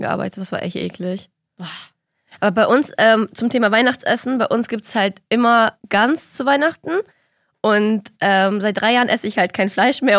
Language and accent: German; Kazakhstan; moved away; ich komme ja aus Kasachstan